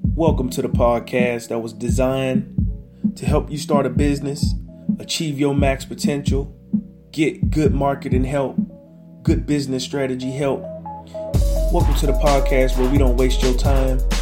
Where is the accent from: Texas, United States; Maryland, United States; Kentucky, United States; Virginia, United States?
Texas, United States; Houston; I'm from Houston, Texas.